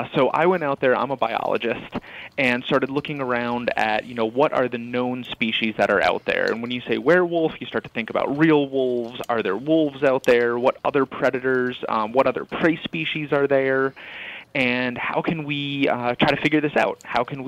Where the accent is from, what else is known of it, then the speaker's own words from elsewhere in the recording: New York, United States; I grew up in upstate New York.